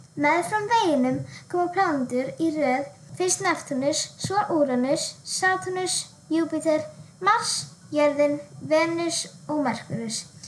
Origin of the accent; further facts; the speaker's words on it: Reykjanesbær, Southern Peninsula, Iceland; ég er frá Reykjanesbæ á Suðurlandi.